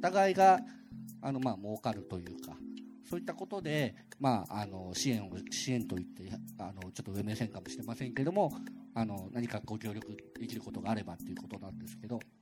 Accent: Okayama, Japan; moved away as an adult; now in Tokyo, Japan; そもそも僕岡山の結構田舎の方の出身で田舎から出たくてしょうがなかったですよね

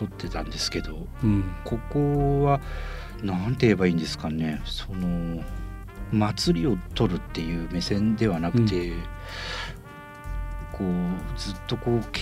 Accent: Fukuoka, Japan; やっぱそのもう生まれも育ちもやっぱ福岡

